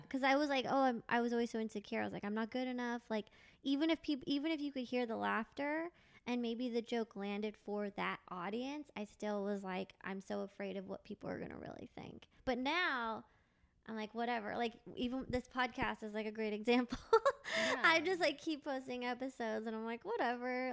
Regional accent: Thousand Oaks, California, United States; I grew up in Thousand Oaks

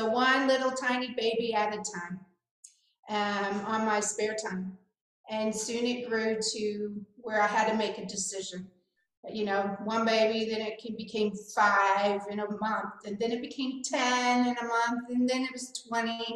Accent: Kansas City, United States; moved away as an adult; also born or lived in Shreveport, Louisiana; I'm originally from the Midwest, from Kansas City, and when I moved to Shreveport, Louisiana

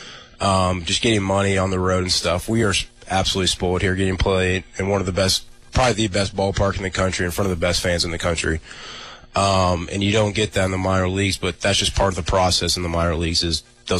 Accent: Kansas City, United States; moved away; Growing up in Kansas City

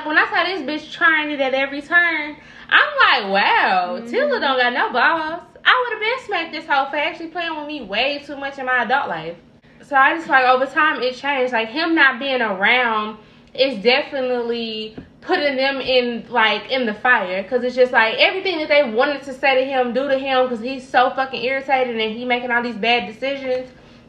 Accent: St. Louis, Missouri, United States; also born or lived in Carbondale, Illinois; I've been in St. Louis since I was two. So like, I'm from St. Louis

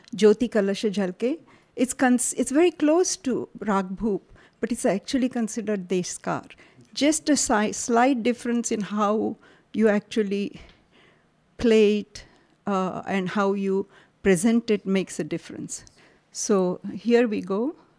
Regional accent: Karnataka, India; moved away; also born or lived in Maharashtra; I grew up in Karnataka, so I have a slightly different flavor to what I say

